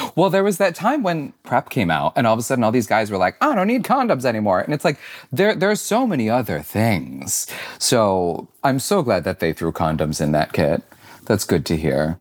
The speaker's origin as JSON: {"language": "English", "town": "Syracuse", "region": "New York", "country": "United States", "tie": "born or raised there", "said": "I grew up in Syracuse, New York."}